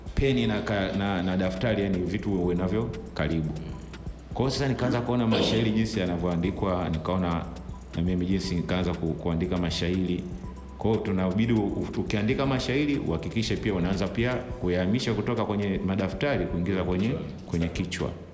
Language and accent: Swahili; Dar es Salaam, Tanzania; also born or lived in Ilala / Temeke; Nimezaliwa hospitali ya Mwimbili hapa Dar es Salaam